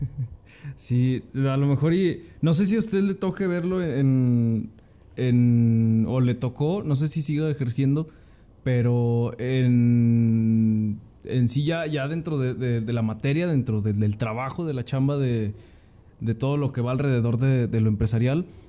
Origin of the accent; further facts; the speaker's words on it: Aguascalientes, Mexico; Yo de Aguascalientes, de la tierra